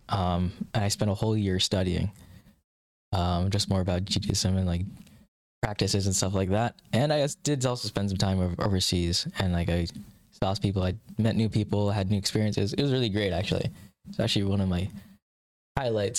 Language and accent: English; Kansas, United States; also born or lived in Mumbai, India / Alaska; when I was like five or so, I think five and a half maybe, I moved down to Kansas